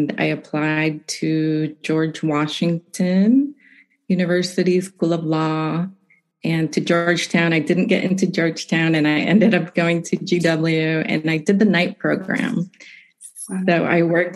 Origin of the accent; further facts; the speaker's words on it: Nicaragua; moved away as an adult; also born or lived in Massachusetts; now in United States; I'm originally from Nicaragua, and I came to the United States for college, and I've been here ever since